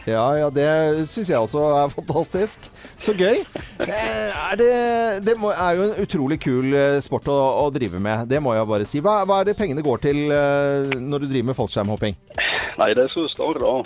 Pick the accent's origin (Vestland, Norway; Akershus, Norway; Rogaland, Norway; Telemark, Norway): Vestland, Norway; Lærdal; Eh, jeg er fra Sogn. Lærdal i Sogn